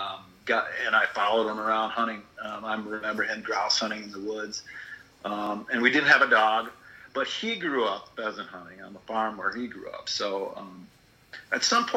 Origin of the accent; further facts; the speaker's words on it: Janesville, Wisconsin, United States; I grew up in Wisconsin, in southern Wisconsin, in the city of Janesville